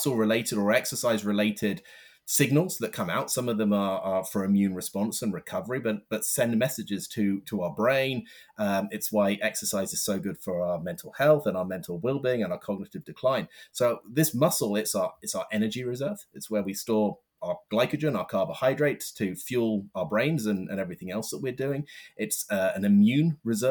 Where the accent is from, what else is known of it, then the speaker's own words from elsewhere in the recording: London, United Kingdom; I'm from London